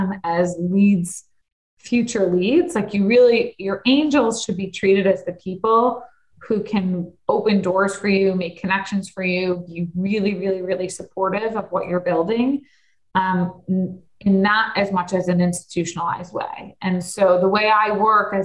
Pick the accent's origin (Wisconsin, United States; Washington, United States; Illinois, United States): Illinois, United States; Deerfield; I grew up in Deerfield